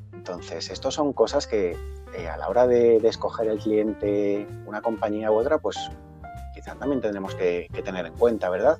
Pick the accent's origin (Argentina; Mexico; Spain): Spain; Galicia; yo como gallego